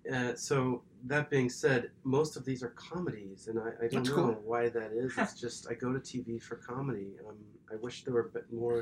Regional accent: Silicon Valley, California, United States; moved away; having been born and raised in Silicon Valley

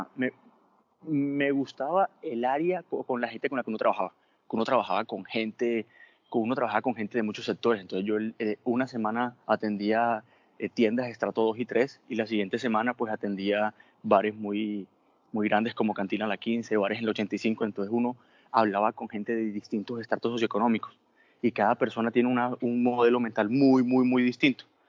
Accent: Colombian Caribbean coast, Caribbean Region, Colombia; moved away as an adult; also born or lived in Bogotá; yo no soy venezolano, soy costeño

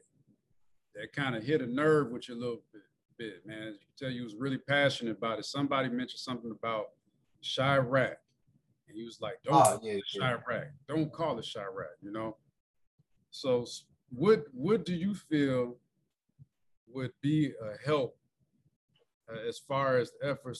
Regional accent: Joliet, Illinois, United States; I went to Joliet West. So I'm from Joliet

